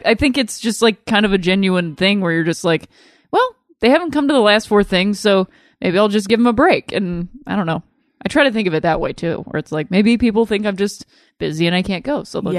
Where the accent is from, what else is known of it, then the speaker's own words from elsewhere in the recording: Akron, Ohio, United States; Yes, I'm from Akron, Ohio. Home of LeBron James and myself.